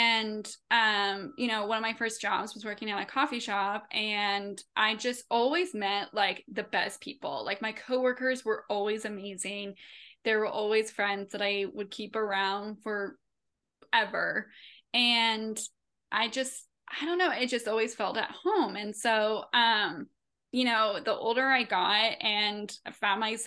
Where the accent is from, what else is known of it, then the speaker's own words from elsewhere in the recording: Henderson County, North Carolina, United States; moved away as an adult; I grew up in Henderson County